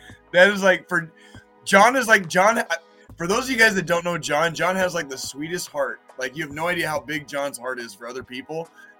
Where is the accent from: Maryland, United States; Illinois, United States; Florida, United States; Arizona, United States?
Arizona, United States; moved away as an adult; I grew up in Arizona.